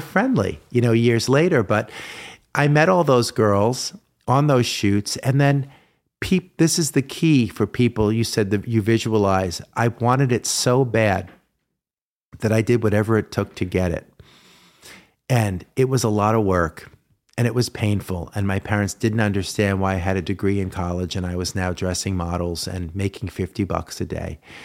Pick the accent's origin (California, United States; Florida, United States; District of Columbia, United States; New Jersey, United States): New Jersey, United States; I was a kid from New Jersey